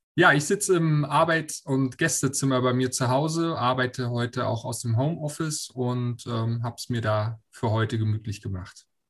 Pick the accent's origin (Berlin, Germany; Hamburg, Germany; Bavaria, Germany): Berlin, Germany; komme gebürtig aus Berlin